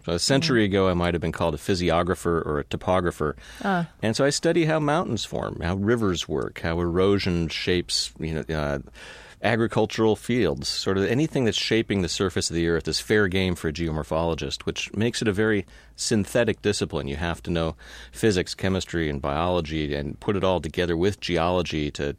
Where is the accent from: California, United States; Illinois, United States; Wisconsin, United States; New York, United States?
California, United States; Palo Alto; Well, I grew up in California, mm-hmm. Palo Alto.